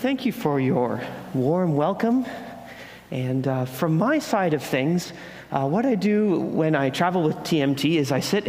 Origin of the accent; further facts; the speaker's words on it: Ontario, Canada; now in British Columbia, Canada; I'm out from Ontario, so all of the Lower Mainland is wonderful and new, and the mountains are awesome